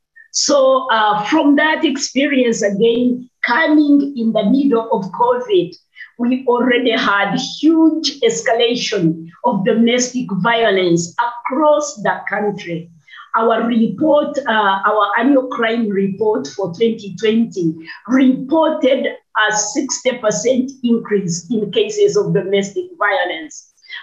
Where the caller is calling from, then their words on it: Kampala, Central Region, Uganda; I'm speaking from Kampala, Uganda, and I head a coalition of women's organizations